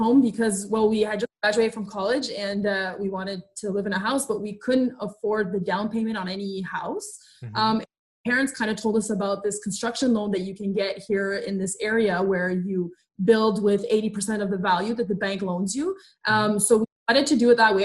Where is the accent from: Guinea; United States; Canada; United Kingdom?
Canada; also born or lived in Ottawa; We're French Canadian. We live just outside of Ottawa, which is the capital city of Canada.